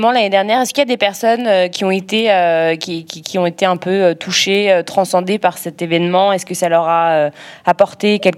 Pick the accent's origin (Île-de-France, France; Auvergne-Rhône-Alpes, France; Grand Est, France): Auvergne-Rhône-Alpes, France; Lyon; Attention, je suis lyonnaise, hein, vous allez me fâcher.